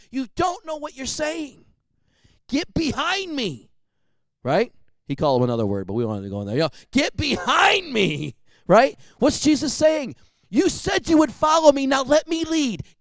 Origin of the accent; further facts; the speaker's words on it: Detroit, Michigan, United States; born there; also born or lived in Seattle / Federal Way / Tacoma; now in Bakersfield, United States; I was born in Detroit. I would not have picked that town. I moved to Seattle. I did pick that town. I moved from Seattle to Federal Way. I would not have picked that town. At the time, I moved from Federal Way to Tacoma.